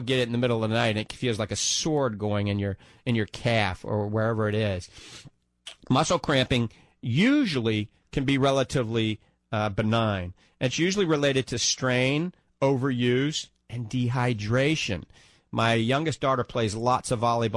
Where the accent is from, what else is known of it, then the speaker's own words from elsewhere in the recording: New Orleans, Louisiana, United States; accent: New Orleans; now in The Villages, United States; my New Orleans accent